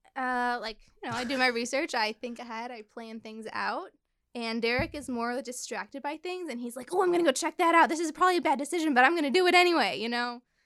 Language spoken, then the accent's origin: English; Chicago, Illinois, United States; I grew up in Chicago.